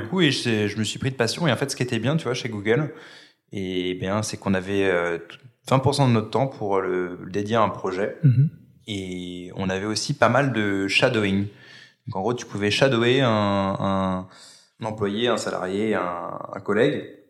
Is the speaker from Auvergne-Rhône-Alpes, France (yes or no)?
no; Paris, Île-de-France, France; Je suis parisien, je vis euh, dans le 10e arrondissement